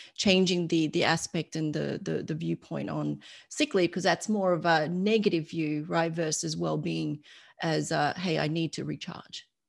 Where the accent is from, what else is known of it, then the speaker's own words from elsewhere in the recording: Australia; moved away as an adult; now in United States; I'm Australian and my family's still in Australia